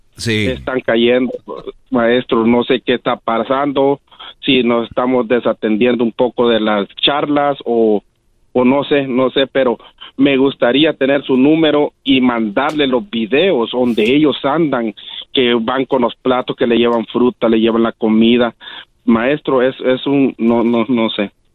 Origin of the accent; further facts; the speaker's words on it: Quiriguá, Izabal, Guatemala; moved away; Yo soy de Quiriguá, las ruinas de Quiriguá y Zabal. Ah, Guatemala